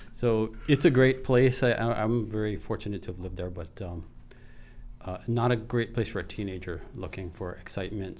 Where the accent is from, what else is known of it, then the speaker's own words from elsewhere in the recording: Hawaii, United States; I'm from Maui